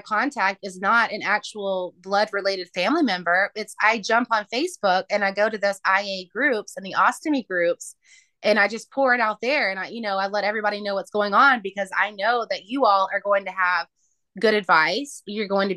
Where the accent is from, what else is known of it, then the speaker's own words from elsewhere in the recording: Tennessee, United States; my hometown